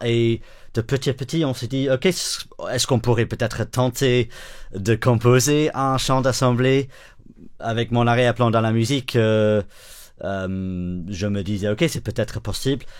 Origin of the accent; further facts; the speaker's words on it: the north of England, United Kingdom; French is a second language; moved away as an adult; also born or lived in Switzerland; now in Brussels, Belgium; Je viens du nord d'Angleterre